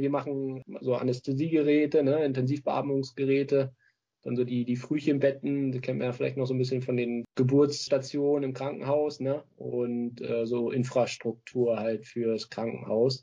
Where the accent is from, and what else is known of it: Berlin, Germany; now in Lübeck, Germany